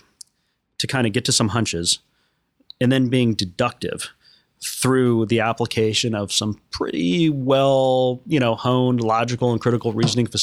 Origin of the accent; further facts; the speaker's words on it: Los Angeles, California, United States; also born or lived in New York; I was born at Hollywood Presbyterian